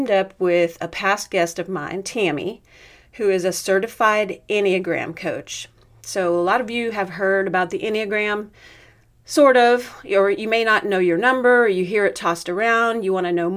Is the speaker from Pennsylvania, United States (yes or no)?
no; Oregon, United States; I'm from Oregon